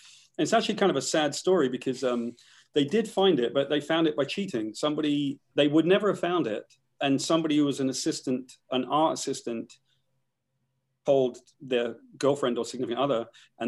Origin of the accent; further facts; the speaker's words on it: United Kingdom; I'm from Great Britain